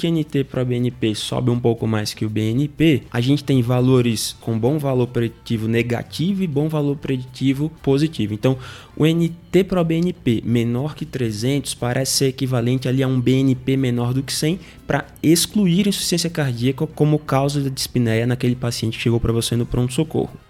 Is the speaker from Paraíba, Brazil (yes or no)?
no; Natal, Rio Grande do Norte, Brazil; eu sou de Natal, sou formado na Universidade Federal do Rio Grande do Norte, saudosa UFRN.